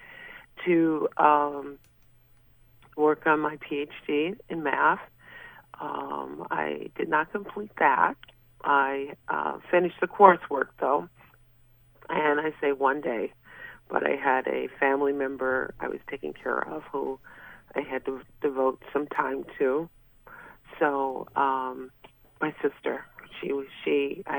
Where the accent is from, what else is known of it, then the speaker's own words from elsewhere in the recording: Wisconsin, United States; moved away as an adult; also born or lived in Fredonia, New York; now in New York, United States; I was born and raised in Wisconsin